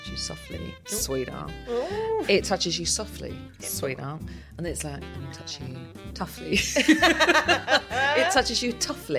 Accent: United Kingdom; accent: British; because I'm British.

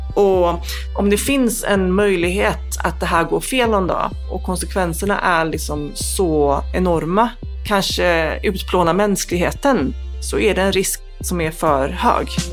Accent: Gothenburg, Västra Götaland, Sweden; Jag växte upp i Angered utanför Göteborg

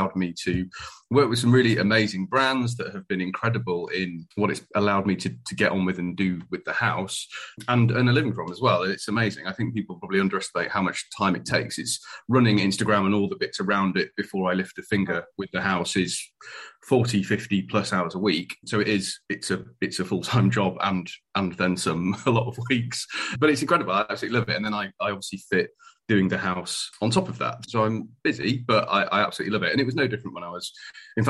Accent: Yorkshire and the Humber, United Kingdom; moved away as an adult; also born or lived in Darlington; now in Plymouth, United Kingdom; I'm a Yorkshireman originally

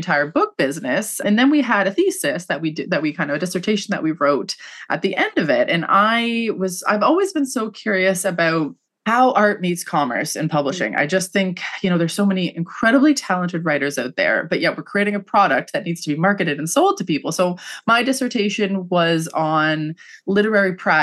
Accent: Canada; also born or lived in London, England; I'm Canadian

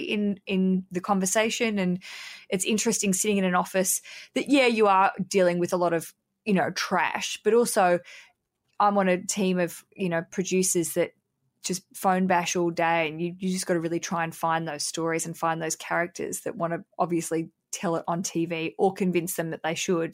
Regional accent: Hobart, Tasmania, Australia; we're both from Hobart

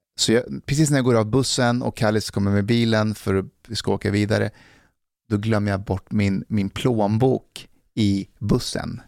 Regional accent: Älta, Stockholm County, Sweden; när jag växte upp i Älta

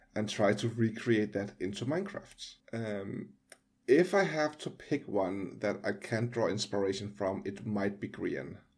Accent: Denmark; I'm from Denmark

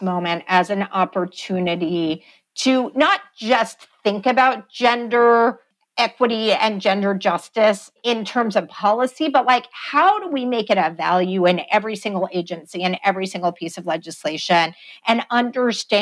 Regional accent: Texas, United States; my home state of Texas

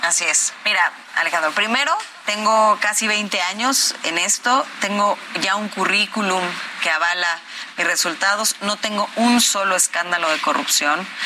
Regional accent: State of Mexico, Mexico; soy hija del Estado de México, nacida, crecida, sufrida

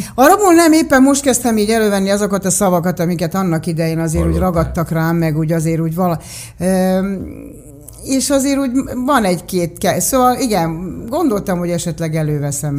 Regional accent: Budapest, Hungary; én igazából Magyarországon születtem, a szüleim érkeztek ide, a születésünk előtt

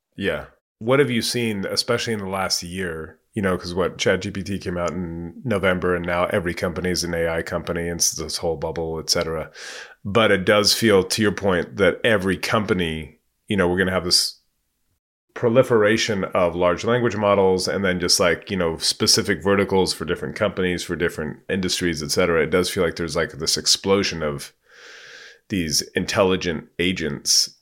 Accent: California, United States; I'm from California and I was in, I graduated in ninety-nine. So I moved back to the Bay Area in ninety-nine

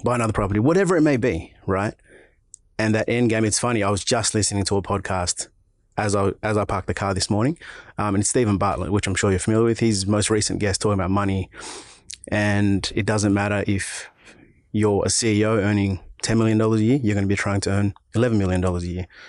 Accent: Auburn, New South Wales, Australia; Park Road, smack bang, middle of Auburn. Born and raised, level seven, uh, level seven, Auburn Hospital

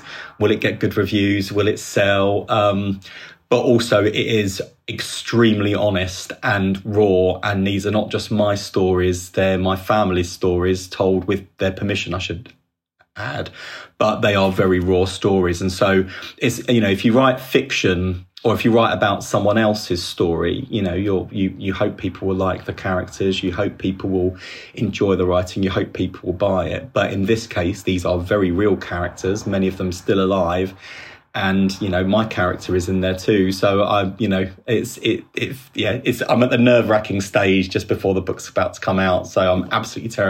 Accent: London, United Kingdom; I'm from the East End

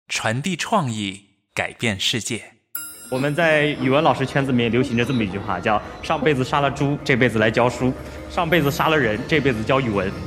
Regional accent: a village in northern Jiangsu, China; also born or lived in Suzhou; 我从小生活在农村，这就是我生活的小村子，啊，这是我们家门口一个苏北特别普通的小村子

